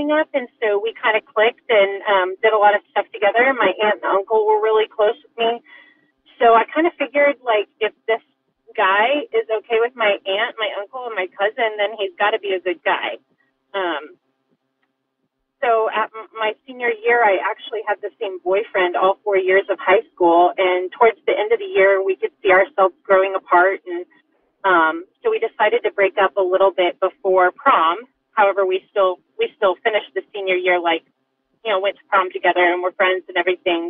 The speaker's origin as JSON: {"language": "English", "region": "northwestern Oklahoma", "country": "United States", "tie": "born or raised there", "said": "I grew up in a small town in northwestern Oklahoma, Bible Belt of America"}